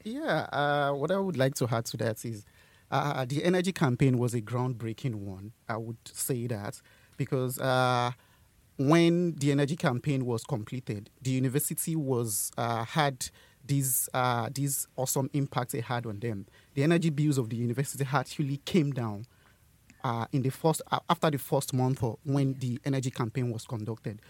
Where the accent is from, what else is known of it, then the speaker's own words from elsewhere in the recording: Yorubaland, Nigeria; moved away as an adult; now in Bradford, United Kingdom; I'm from uh, Nigeria. I'm the secretary of a uh, Sustainability Society and from Nigeria I'm from the Yoruba